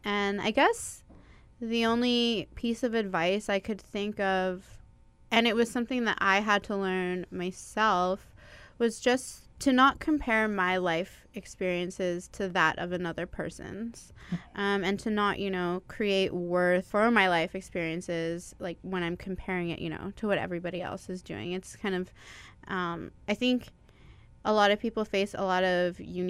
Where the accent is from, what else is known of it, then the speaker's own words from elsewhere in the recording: Toronto, Ontario, Canada; moved away as an adult; now in Winnipeg, Canada; Around the time I was 4 or 5, I moved out to Toronto, and I grew up there until I decided to move back here when I was 21.